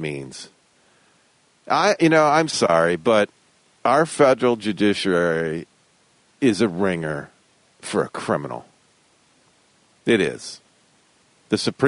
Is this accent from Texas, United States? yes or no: no; Westland, Michigan, United States; also born or lived in Detroit, Michigan; I grew up in Westland. It was originally Garden City, became Westland. Originally, it was actually Nankin Township. Nankin Mills Township is where I was born. I was born in Detroit, but lived in Nankin Mills Township